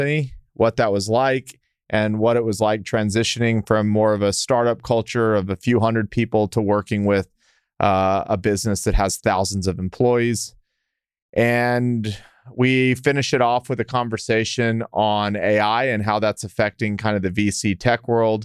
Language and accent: English; El Paso, Texas, United States; Matt and I grew up together in El Paso